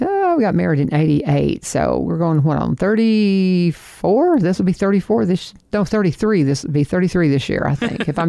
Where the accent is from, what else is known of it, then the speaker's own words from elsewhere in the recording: Kentucky, United States; So, I mean, he's like intense northerner, and I'm from Kentucky.